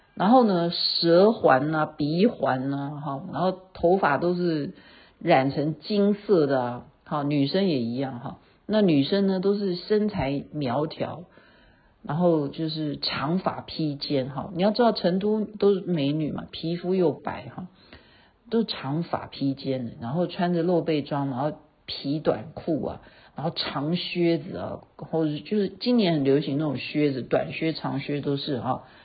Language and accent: Chinese; Taiwan; moved away; 认识我是台湾的，好，台胞，好，大家会知道说我是从台湾来的